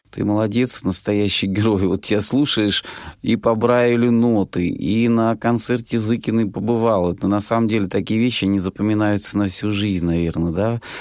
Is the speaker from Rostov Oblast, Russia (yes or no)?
yes; Rostov Oblast, Russia; я сам из Ростовской области